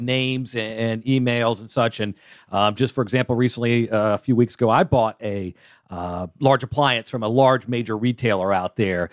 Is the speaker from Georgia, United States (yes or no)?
yes; Atlanta, Georgia, United States; I'm from Atlanta